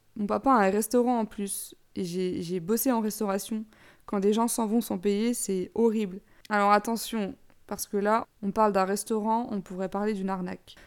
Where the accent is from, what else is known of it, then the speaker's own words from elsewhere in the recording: Besançon, Bourgogne-Franche-Comté, France; moved away as an adult; also born or lived in Dijon; now in Amsterdam, Netherlands; je suis de Besançon, mais j'ai fait mes études à Dijon